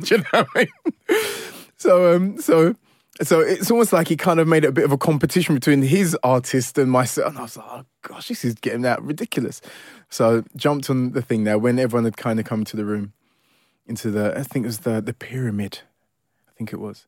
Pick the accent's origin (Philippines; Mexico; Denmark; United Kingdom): United Kingdom; London; also born or lived in Ilford; I grew up in Forest Gate all my life, really. Um, so you could ki-, kind of say, you know, born and bred East Londoner